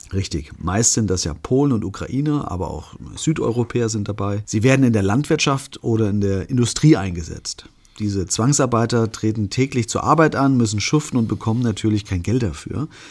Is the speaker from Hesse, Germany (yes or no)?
yes; Künzell, Hesse, Germany; Künzel, ja. meine Heimatgemeinde in der ich aufgewachsen bin.